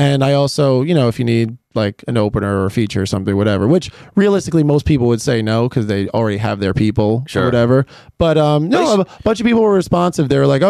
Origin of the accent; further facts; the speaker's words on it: New York City, New York, United States; I'm from Queens.